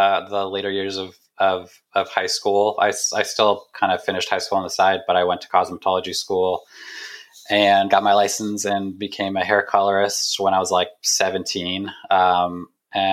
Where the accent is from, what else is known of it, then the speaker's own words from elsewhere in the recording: Bay Area, California, United States; I grew up in the Bay Area, so pretty close